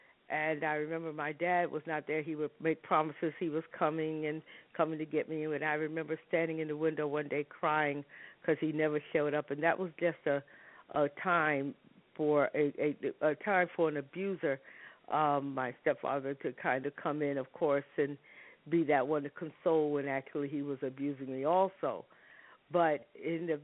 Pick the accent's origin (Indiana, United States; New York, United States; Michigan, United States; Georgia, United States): New York, United States; New York City; moved away as an adult; also born or lived in Harlem; I tell people I was born in Harlem and raised in the South Bronx